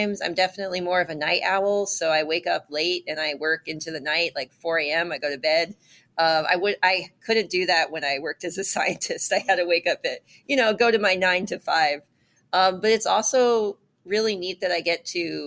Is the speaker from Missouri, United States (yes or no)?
no; Iowa, United States; moved away; I went to elementary school in Iowa